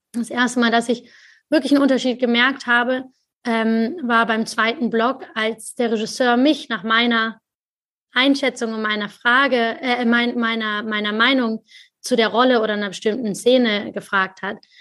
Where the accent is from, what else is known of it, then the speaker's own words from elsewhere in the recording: Germany; ich als Deutsche